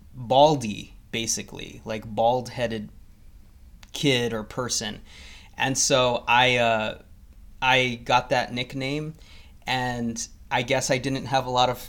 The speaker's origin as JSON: {"language": "English", "country": "Mexico", "said": "And I'm actually Mexican, if you couldn't tell from my accent, but I am, and also the brown skin, I don't know if it comes through on the through the microphone, but I am Mexican."}